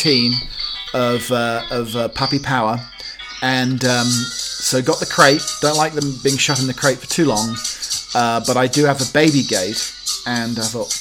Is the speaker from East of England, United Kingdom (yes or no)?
yes; Holt, East of England, United Kingdom; the local fish and chip shop in my hometown of Holt, Norfolk